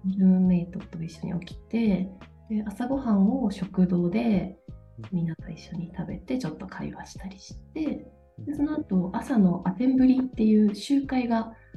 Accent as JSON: {"language": "Japanese", "region": "Toyama", "country": "Japan", "tie": "born or raised there", "moved": "as an adult", "lives_now": "Denmark", "said": "地元富山"}